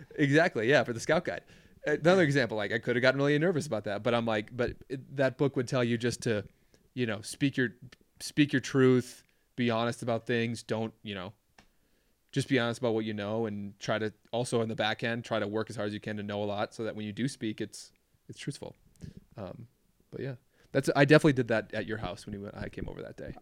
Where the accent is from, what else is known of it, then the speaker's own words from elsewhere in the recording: Minneapolis, Minnesota, United States; moved away as an adult; also born or lived in Duluth, Minnesota; where I grew up in the Twin Cities